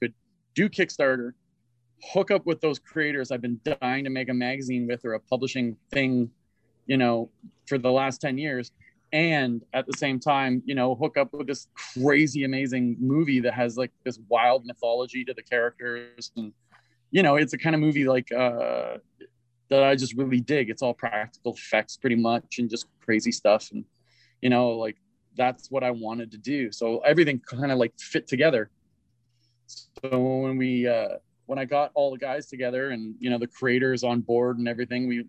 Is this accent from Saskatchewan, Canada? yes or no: no; Toronto, Ontario, Canada; now in Montreal, Canada; when I was growing up in Toronto, we were all part of Raid Studios